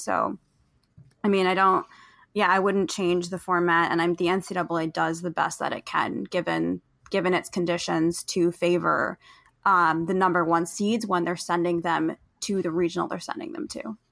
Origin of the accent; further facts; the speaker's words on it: New Jersey, United States; moved away as an adult; also born or lived in Boston; I grew up mostly in New Jersey